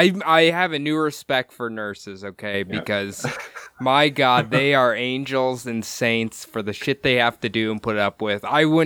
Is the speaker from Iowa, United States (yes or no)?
yes; Iowa, United States; born or raised there